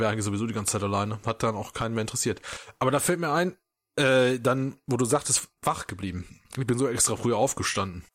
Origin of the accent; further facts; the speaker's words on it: Germany; bei uns in Deutschland